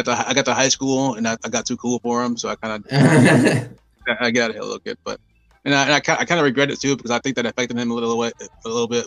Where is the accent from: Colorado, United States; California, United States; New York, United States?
New York, United States; Buffalo; born and raised in Buffalo